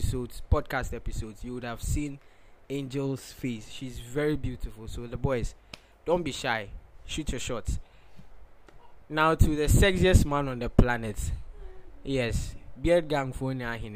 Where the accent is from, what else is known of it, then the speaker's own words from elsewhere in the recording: Ghana; growing up in Ghana